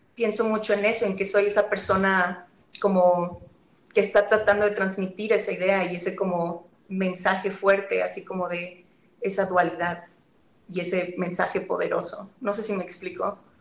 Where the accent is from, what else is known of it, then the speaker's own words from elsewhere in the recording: northern Mexico, Mexico; yo soy del norte.